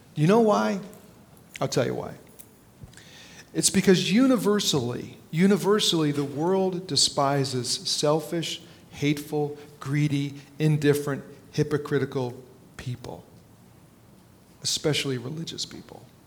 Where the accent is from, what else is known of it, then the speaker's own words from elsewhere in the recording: New Jersey, United States; when I was a little kid growing up in North Jersey